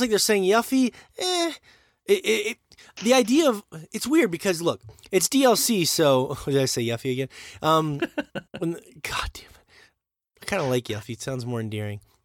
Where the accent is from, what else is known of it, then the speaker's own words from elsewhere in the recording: United States; I'm American